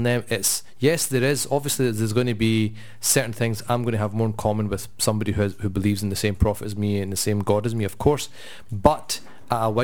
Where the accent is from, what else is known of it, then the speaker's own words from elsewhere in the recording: Scotland, United Kingdom; we're quite proud that we're Scottish and we kind of live in this place